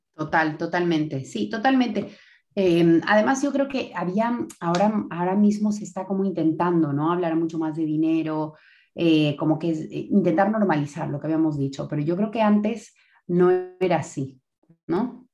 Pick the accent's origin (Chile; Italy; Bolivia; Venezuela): Bolivia; moved away as an adult; now in Spain; Soy boliviana, de raíces libanesas y croatas